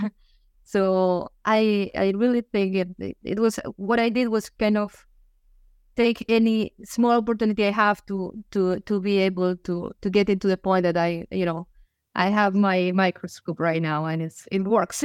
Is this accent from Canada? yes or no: no; Finisterre, Galicia, Spain; moved away; I am from a small town. The name is Finisterre, uh, which means the end of the world